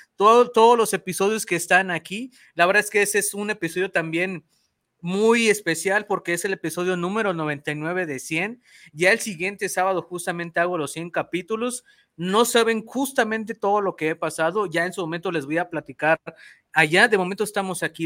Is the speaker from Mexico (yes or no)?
yes; Mexico; yo soy de México